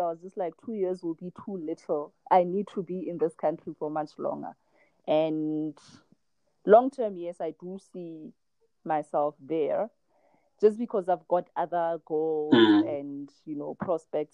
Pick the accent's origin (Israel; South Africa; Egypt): South Africa; now in China; I'm from South Africa